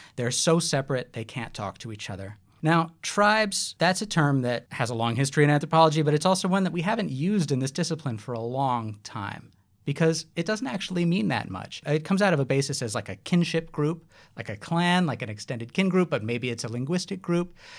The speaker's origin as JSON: {"language": "English", "town": "New York City", "region": "New York", "country": "United States", "tie": "born or raised there", "moved": "as an adult", "lives_now": "Australia", "said": "having grown up on the East Coast, I'm from New York City"}